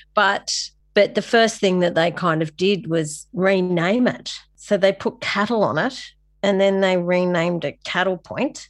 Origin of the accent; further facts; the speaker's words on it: Sydney, New South Wales, Australia; moved away as an adult; also born or lived in Kings Cross; now in Coffs Harbour, Australia; I'm from La Perouse in Sydney, so the, the heartland of the N R L, which is a great place for an artist to grow up